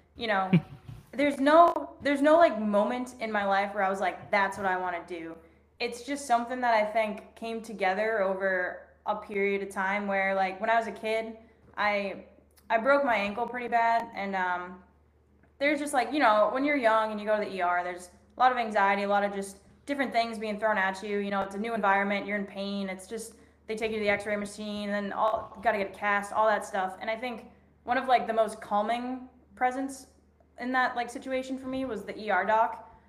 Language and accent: English; Boston, Massachusetts, United States; also born or lived in Arizona / Florida / Indiana; I'm from Boston. I've lived all over the place, lived in Arizona, Florida, Indiana, you know, just a little bit of everywhere, DC for a little bit